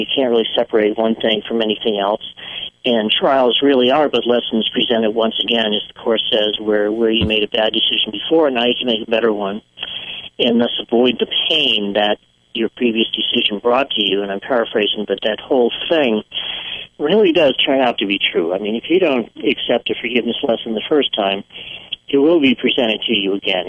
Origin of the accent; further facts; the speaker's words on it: Northeast, United States; moved away; also born or lived in Maine; I was born in the Northeast